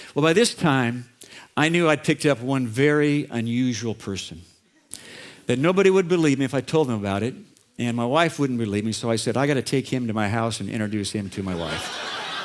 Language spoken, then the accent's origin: English; Orange County, California, United States; I grew up in Orange County and kind of a modest home.